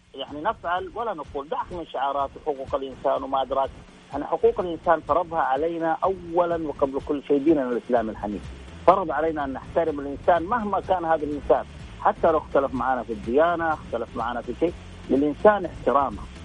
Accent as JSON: {"language": "Arabic", "country": "Saudi Arabia"}